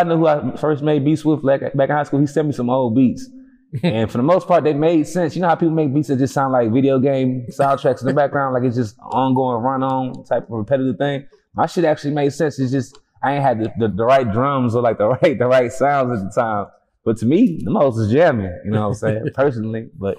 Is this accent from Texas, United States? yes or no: yes; Houston, Texas, United States; Acres Homes, to be exact. North side in the building.